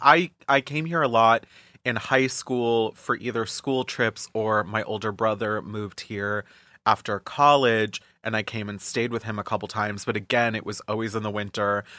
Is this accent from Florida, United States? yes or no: yes; Florida, United States; now in New York City, United States; I grew up in Florida